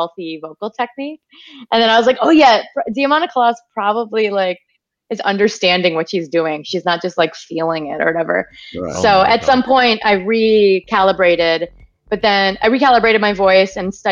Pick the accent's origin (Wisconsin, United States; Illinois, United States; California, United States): Wisconsin, United States; my experience growing up in Wisconsin in the woods.